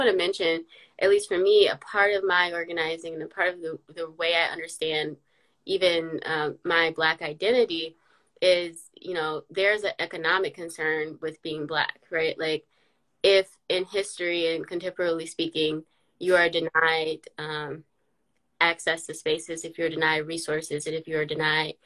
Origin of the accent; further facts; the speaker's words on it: Detroit, Michigan, United States; my hometown or something, which is Detroit City